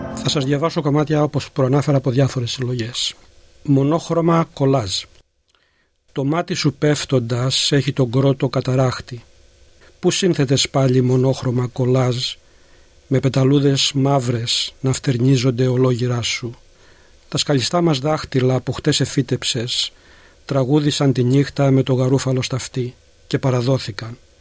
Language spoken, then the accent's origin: Greek; Gastouni, Western Greece, Greece; moved away as an adult; now in Melbourne, Australia; Γεννήθηκα στη Γαστούνη Ηλίας και μετανάστευσα στην Αυστραλία το 1974